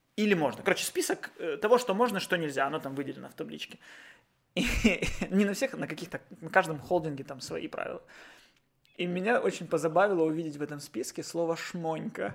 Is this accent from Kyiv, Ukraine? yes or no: no; Odesa, Odesa Oblast, Ukraine; born or raised there